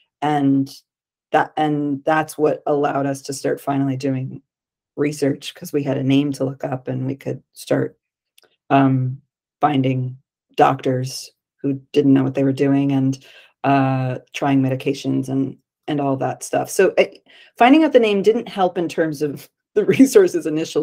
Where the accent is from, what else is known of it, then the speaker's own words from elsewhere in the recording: Connecticut, United States; now in New York City, United States; I'm from Connecticut. I live in New York City.